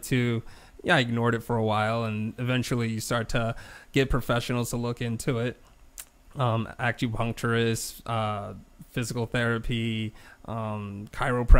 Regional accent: South Carolina, United States; also born or lived in Buffalo, New York; They raised me in South Carolina

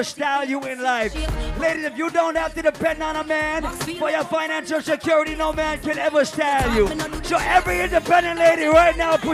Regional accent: Rhode Island, United States; now in New York City, United States; I live in New York City. I am from Rhode Island

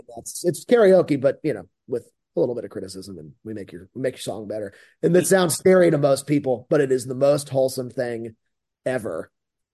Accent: Chicago, Illinois, United States; also born or lived in Florida; My family, I'm from Florida, but like kind of I claim Chicago halfway, and I grew up like almost on that block, like right down the street from Salt and Pepper Diner.

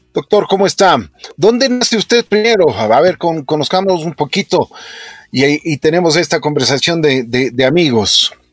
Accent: Ecuador; nosotros eh, como ecuatorianos

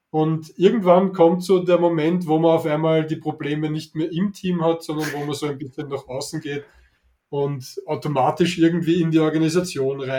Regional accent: Vienna, Austria; accent: Viennese; Ich, ich hoffe, ihr verzeiht mir meinen, meinen leichten Wiener Akzent.

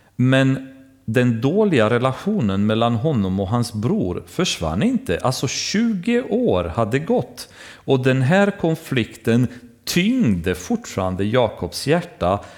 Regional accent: Romania; now in Sweden; när jag växte upp i baptistkyrkan i Rumänien

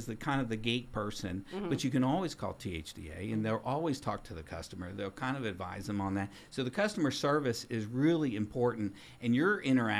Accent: Tennessee, United States; growing up in Tennessee

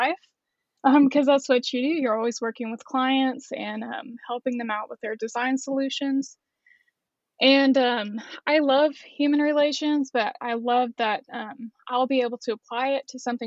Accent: Shawnee, Oklahoma, United States; also born or lived in Norman, Oklahoma; I'm actually from Central Oklahoma, born in Norman, but I've lived most of my life in Shawnee

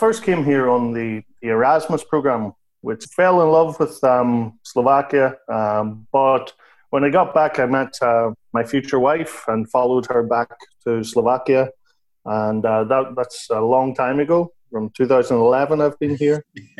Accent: Belfast, Northern Ireland, United Kingdom; moved away; I'm originally from Belfast, although I think you probably have lost my accent.

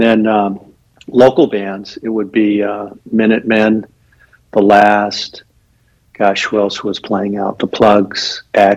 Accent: Anaheim, California, United States; now in Los Angeles, United States; I grew up in in Anaheim, and then to go to school, I went to Los Angeles at UCLA

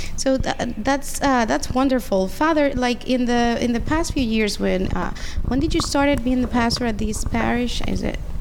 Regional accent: Dominican Republic; now in United States; I come from the Dominican Republic

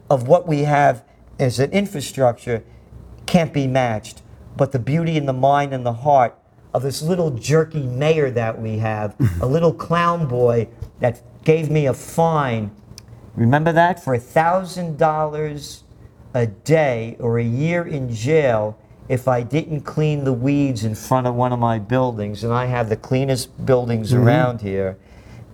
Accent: United States; I'm an American

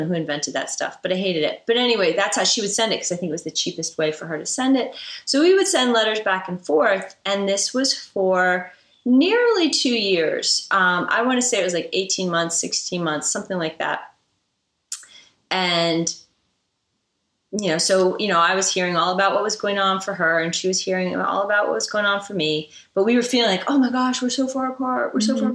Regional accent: United States; I'm American

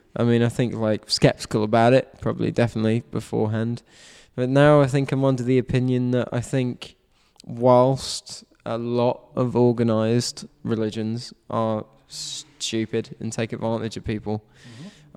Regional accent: London, United Kingdom; my hometown of Richmond upon Thames in London

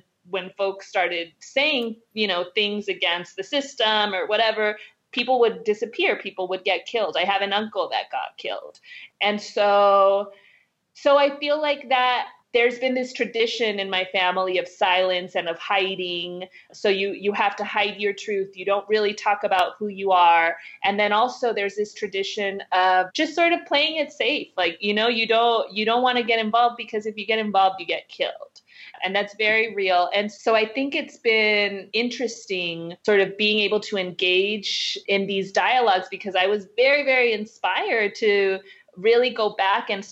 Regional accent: Southern California, United States; born or raised there; also born or lived in Oakland, California / Waipahu, Hawaii

